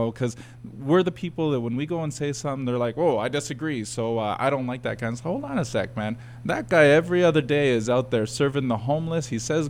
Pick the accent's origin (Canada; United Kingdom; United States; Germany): Canada; Like, I am through and through Canadian. I grew up here.